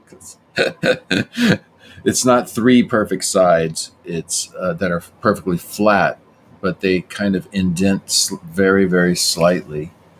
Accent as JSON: {"language": "English", "region": "the South", "country": "United States", "tie": "born or raised there", "accent": "Southern", "said": "I grew up in the South, so when I talk about pie, my accent comes back a little bit."}